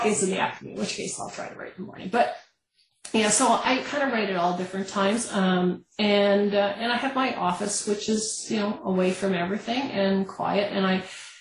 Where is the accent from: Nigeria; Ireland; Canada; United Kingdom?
Canada; as a Canadian